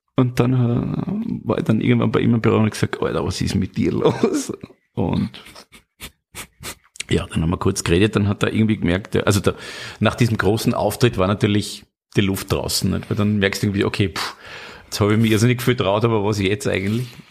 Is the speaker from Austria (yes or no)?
yes; Styria, Austria; ich bin aus der Steiermark